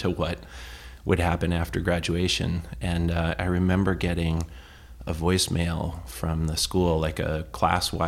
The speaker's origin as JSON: {"language": "English", "town": "Manchester", "region": "New Hampshire", "country": "United States", "tie": "born or raised there", "said": "When I was a little kid growing up in Manchester on Thayer Street"}